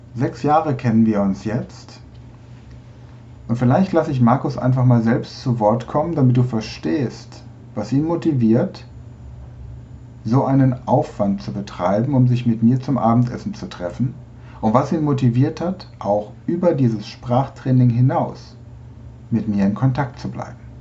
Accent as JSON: {"language": "German", "town": "Bolzano", "region": "Trentino-Alto Adige", "country": "Italy", "said": "ich komme aus Bozen, Südtirol"}